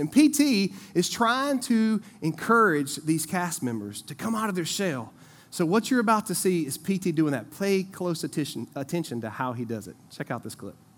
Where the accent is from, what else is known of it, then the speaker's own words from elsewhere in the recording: Eden, North Carolina, United States; I grew up over in Eden